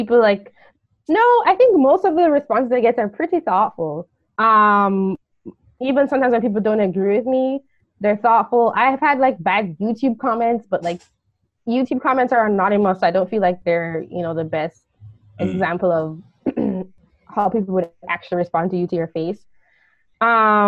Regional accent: Jamaica; I'm from Jamaica, I'm probably going to think like another Jamaican

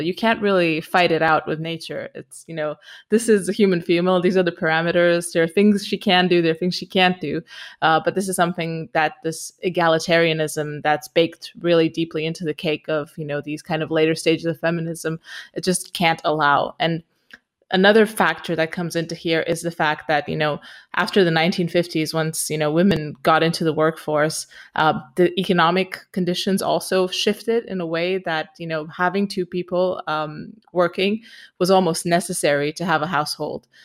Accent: Romania; moved away as an adult; also born or lived in Austria / Barcelona, Spain / United Kingdom; I'm originally from Romania. I am now in Romania.

